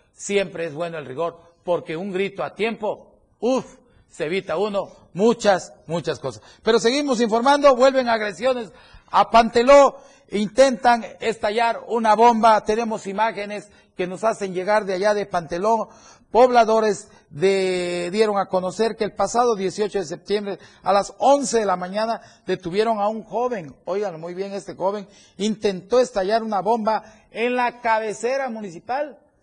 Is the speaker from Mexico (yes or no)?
yes; Chiapas, Mexico; Somos muchos los chiapanecos